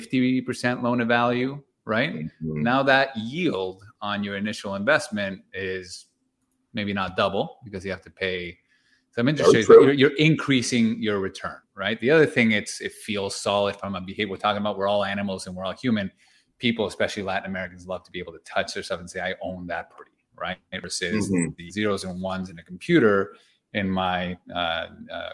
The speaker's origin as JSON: {"language": "English", "town": "Toronto", "region": "Ontario", "country": "Canada", "said": "we're from Toronto"}